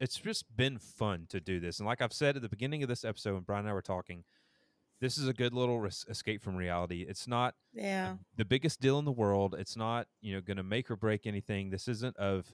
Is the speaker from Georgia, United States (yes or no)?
yes; Georgia, United States; I'm from Georgia.